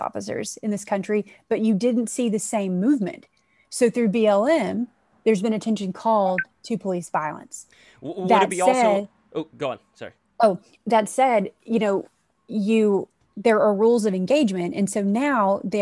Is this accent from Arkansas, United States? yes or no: yes; South Arkansas, United States; moved away; I come from South Arkansas. So that's, you know, it's in, to me, the heart of the South, in the United States